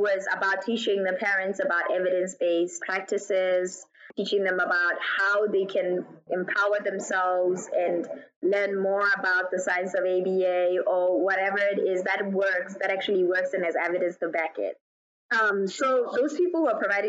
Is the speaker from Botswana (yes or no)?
yes; Botswana; moved away as an adult; also born or lived in United States / South Africa / Kuwait / Ireland; I was born in Botswana, raised in Botswana, and then at 18, I moved to the U.S.